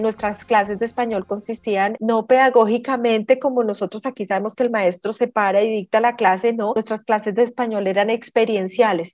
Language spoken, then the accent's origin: Spanish; Colombia; moved away as an adult; also born or lived in South Korea; uno decía soy colombiana